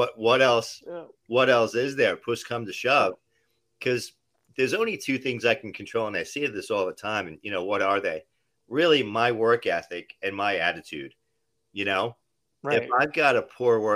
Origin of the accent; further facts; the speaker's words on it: New Jersey, United States; moved away as an adult; also born or lived in New York City; now in Florida, United States; born and raised in New Jersey